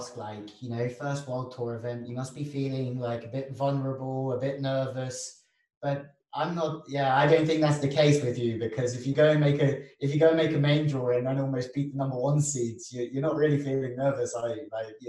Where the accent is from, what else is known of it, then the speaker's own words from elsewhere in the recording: England, United Kingdom; because I'm from England